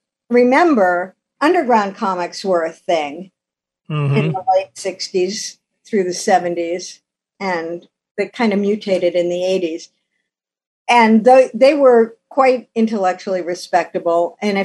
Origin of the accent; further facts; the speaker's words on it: Ohio, United States; It was a steel town when I was growing up, so we had these beautiful magenta sunsets.